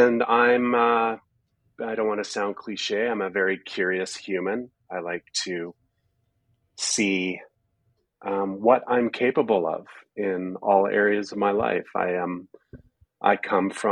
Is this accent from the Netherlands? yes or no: no; Prince George, British Columbia, Canada; moved away as an adult; also born or lived in Kelowna, British Columbia / Nelson, British Columbia; now in Calgary, Canada; I grew up between Prince George and Kelowna